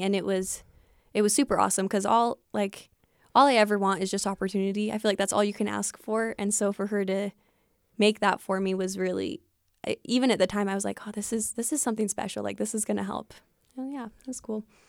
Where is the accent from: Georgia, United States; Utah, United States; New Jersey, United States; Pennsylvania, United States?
Utah, United States; Fillmore; moved away as an adult; growing up in Fillmore